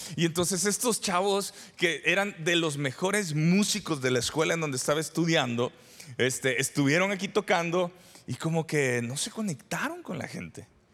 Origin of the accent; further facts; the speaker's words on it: San Salvador, El Salvador; moved away as an adult; also born or lived in Durango, Mexico; now in Parral, Mexico; yo soy originario del El Salvador, de San Salvador, y me vine a estudiar a Durango, México